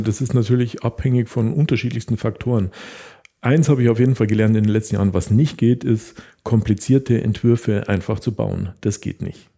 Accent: Taching, Bavaria, Germany; für die Bauern in der Umgebung ähm, von Tanning, wo ich herkomme, Scheunen gebaut

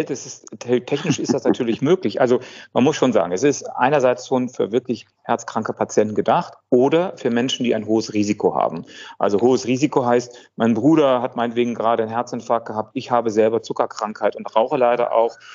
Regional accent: Italy; Italienisches Restaurant, aber nicht so, wie wir das als Italiener uns vorstellen.

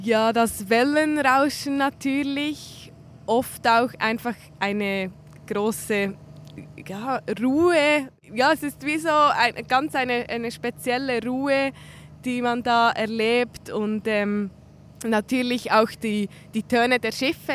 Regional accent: Switzerland; Ich bin am See aufgewachsen in einer anderen Region, zwischen zwei Seen sogar

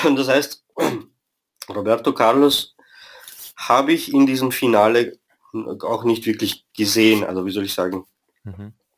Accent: Vienna, Austria; also born or lived in Romania; bin ursprünglich in Rumänien geboren, bin aber in Wien aufgewachsen

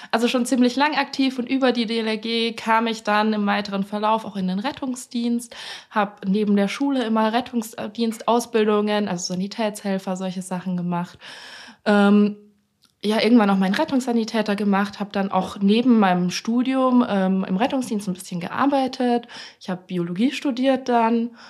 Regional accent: Franconia, Bavaria, Germany; ich bin eigentlich aus Bayern.

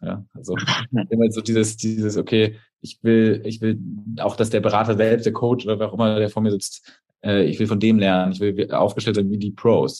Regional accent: Erlangen, Bavaria, Germany; also born or lived in Munich; now in Berlin, Germany; ich komme aus Erlangen, ähm, das ist in Bayern

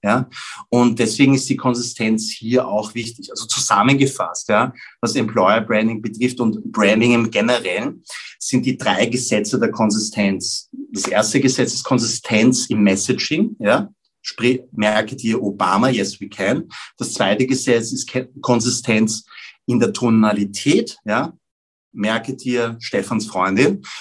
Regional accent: Vienna, Austria; ich bin in Wien geboren und aufgewachsen

